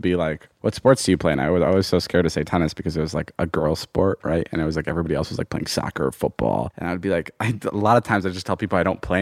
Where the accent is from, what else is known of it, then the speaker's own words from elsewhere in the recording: Illinois, United States; moved away as an adult; also born or lived in Slovakia / Ohio; now in Los Angeles, United States; we lived there till I was like in the fourth grade. And then I moved to Illinois